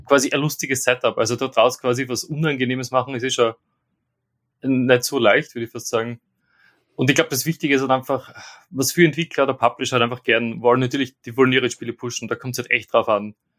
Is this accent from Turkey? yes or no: no; Austria; moved away as an adult; now in London, United Kingdom; ich bin jetzt quasi der Österreicher im Team, der in England wohnt